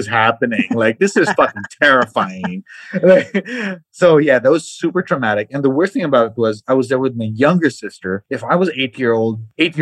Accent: Mindanao, Philippines; now in Manila, Philippines; I grew up in Mindanao, and then we had the concept of double features in cinemas

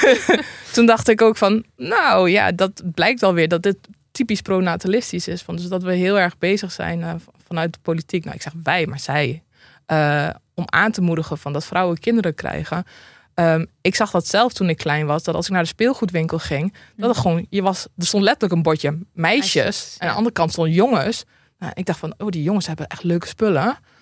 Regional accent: Drenthe, Netherlands; ik kom uit Drenthe

